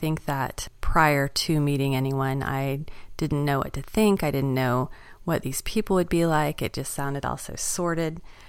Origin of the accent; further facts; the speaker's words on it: Atlanta, Georgia, United States; And we're from Atlanta, Georgia.